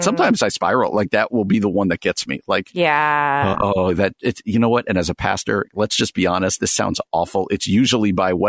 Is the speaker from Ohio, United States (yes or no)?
no; New Jersey, United States; where I grew up in New Jersey